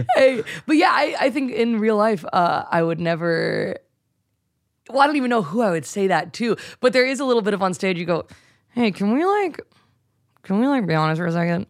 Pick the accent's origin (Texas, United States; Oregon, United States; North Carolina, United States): North Carolina, United States; moved away; I grew up in North Carolina